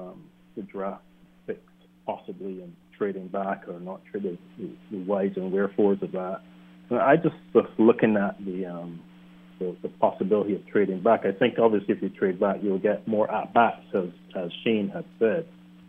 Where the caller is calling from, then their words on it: Barbados; also born or lived in New York; calling from Barbados.